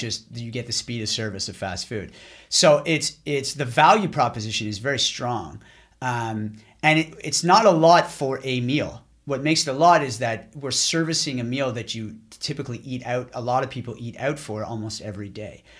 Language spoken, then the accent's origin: English; Ottawa, Ontario, Canada; also born or lived in Boston / Montreal; we moved from Boston, where I was living at the time, back to Ottawa, where I'm from